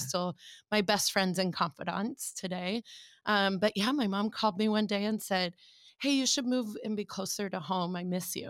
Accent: Omaha, Nebraska, United States; moved away as an adult; also born or lived in Chicago; I was born and raised in Omaha

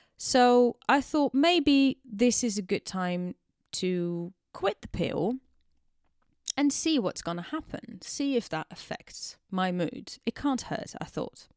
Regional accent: Netherlands; moved away as an adult; also born or lived in Amsterdam; now in London, United Kingdom; I am very much Dutch. I'm born and bred in the Netherlands and I moved to London, United Kingdom in 2016

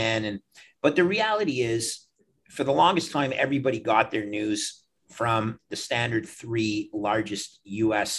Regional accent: Canada; also born or lived in Toronto; I'm a Canadian

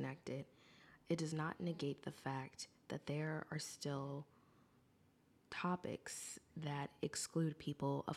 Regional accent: United States; I am an American

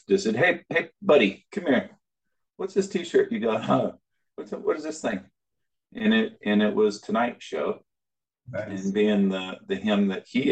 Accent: Alaska, United States; moved away; I grew up in Alaska, the youngest 10 kids on a dairy farm

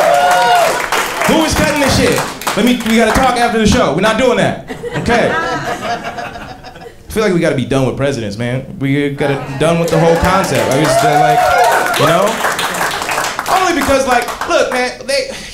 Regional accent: Atlanta, Georgia, United States; I grew up in Atlanta in the 90s

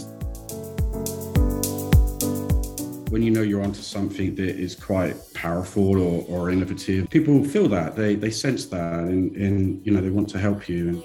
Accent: Somerset, South West England, United Kingdom; moved away as an adult; also born or lived in London; now in Brisbane, Australia; I'm an Englishman, not in New York, but in Brisbane. I grew up in Somerset in southwest England, very country, very rural.

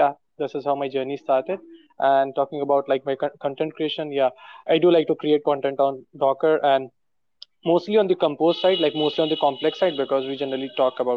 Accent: India; I'm from India.

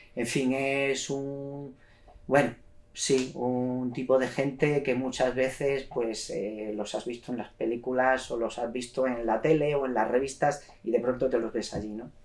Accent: Cáceres, Extremadura, Spain; moved away as an adult; also born or lived in London, United Kingdom; soy de Cáceres, eh, estaba estudiando en Cáceres

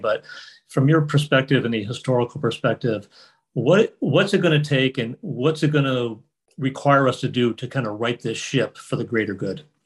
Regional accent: Lenox, Massachusetts, United States; growing up in Lenox

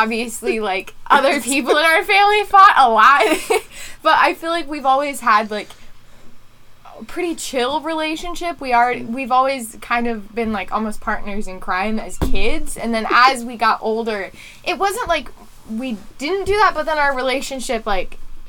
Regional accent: Philadelphia, Pennsylvania, United States; also born or lived in Florida; when I turned one, we moved from Florida to the Philly area in Pennsylvania, which is where we're located

